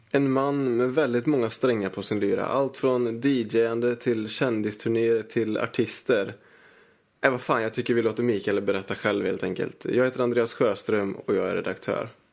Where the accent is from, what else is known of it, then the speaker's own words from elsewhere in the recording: Malmö, Skåne, Sweden; jag kommer från Rosengård i Malmö, Rosensväg 12